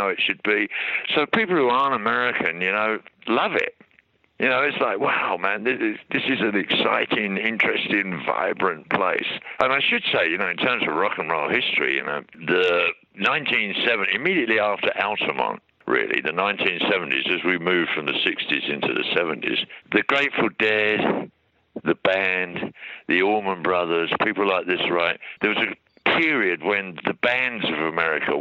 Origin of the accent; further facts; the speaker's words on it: Hatfield, East of England, United Kingdom; moved away as an adult; now in Australia; I was born in Hatfield House, where Queen Elizabeth I found that she was going to be the Queen of England